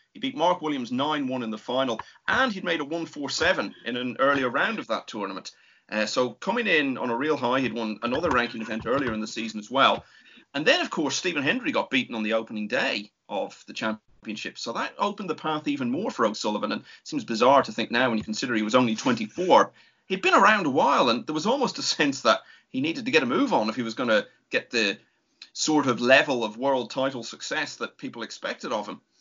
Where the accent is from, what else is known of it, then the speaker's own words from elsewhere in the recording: Ireland; being an Irishman